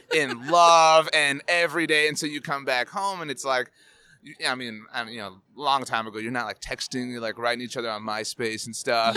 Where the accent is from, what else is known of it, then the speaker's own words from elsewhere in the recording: South Texas, United States; I'm from South Texas